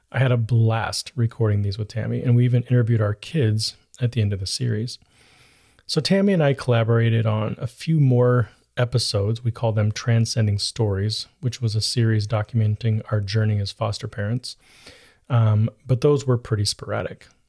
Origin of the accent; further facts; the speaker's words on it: United States; about being an American